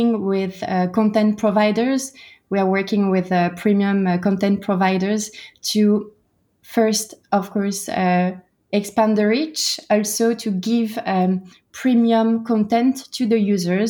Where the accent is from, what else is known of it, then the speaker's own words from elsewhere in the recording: Brittany, France; moved away; also born or lived in United States / Singapore / United Kingdom; I am from Brittany. I'm French.